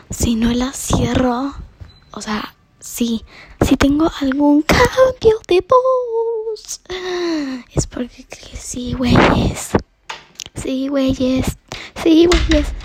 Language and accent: Spanish; Uruguay; que a mí nunca me pasó porque, bueno, soy uruguaya.